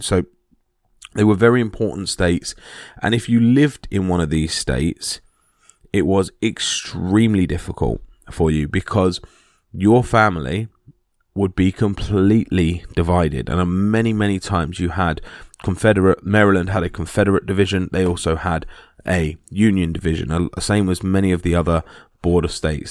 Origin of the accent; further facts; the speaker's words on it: United Kingdom; being British